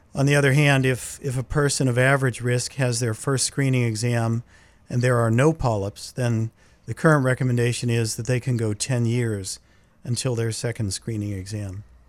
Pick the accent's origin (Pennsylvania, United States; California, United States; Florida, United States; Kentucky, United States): Pennsylvania, United States; Laurel Highlands, southwestern; moved away as an adult; now in New England, United States; I grew up in the, in the mountainous area of southwestern Pennsylvania. It's the area known as the Laurel Highlands